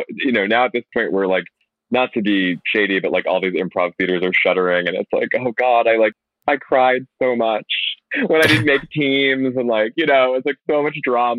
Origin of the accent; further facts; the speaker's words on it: New York, United States; also born or lived in Chicago; So I actually grew up in New York. I grew up in the burbs outside the city in Westchester. And then, Westchester. Jew from Westchester. And then after college, I went to school in upstate New York at Binghamton.